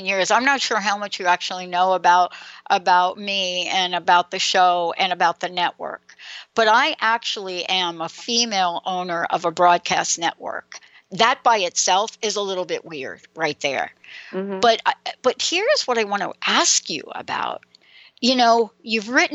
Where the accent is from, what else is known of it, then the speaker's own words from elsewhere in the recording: New York, United States; accent: New York; now in Seattle, United States; my New York accent? Even though I'm in Seattle, I have a little bit of that.